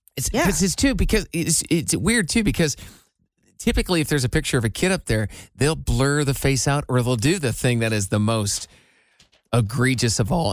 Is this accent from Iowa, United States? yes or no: yes; Iowa, United States; I am from Iowa